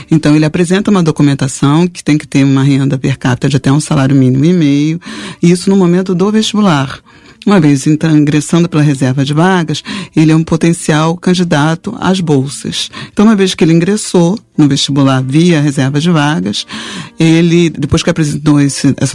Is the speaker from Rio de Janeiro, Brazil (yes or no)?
yes; Rio de Janeiro, Brazil; Eu nasci na, eu sou da, nasci na Ilha do Governador, então é, minha família é da Ilha do Governador.